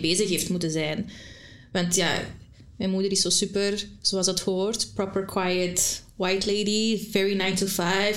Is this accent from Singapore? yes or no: no; Antwerp, Flanders, Belgium; also born or lived in Brasschaat; van Antwerpen